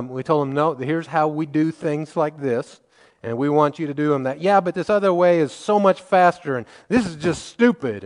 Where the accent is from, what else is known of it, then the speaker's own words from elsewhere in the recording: Missouri, United States; I grew up in Missouri